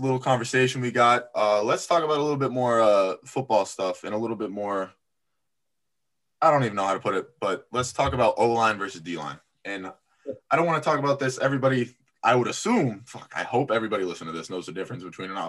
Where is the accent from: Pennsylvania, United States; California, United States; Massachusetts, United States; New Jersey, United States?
Massachusetts, United States; Boston; born there; also born or lived in Florida / Apex, North Carolina; I was born up here in Boston before going. I went to high school in Florida, but in between I lived in Apex, North Carolina for like 3 years, just outside of Raleigh.